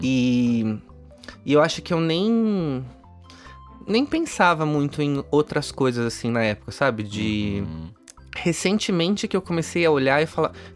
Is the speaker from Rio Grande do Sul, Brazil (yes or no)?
no; São Paulo, Brazil; Eu nasci em São Paulo, uhum. apesar da minha família toda ser do Paraná